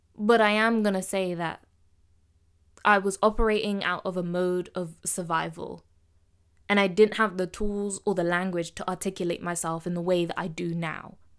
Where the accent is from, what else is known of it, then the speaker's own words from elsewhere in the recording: Midlands, United Kingdom; accent: Midlands; I'm not from London. I'm not from down south. I'm a Midlands girl, so I'm gonna speak with my accent.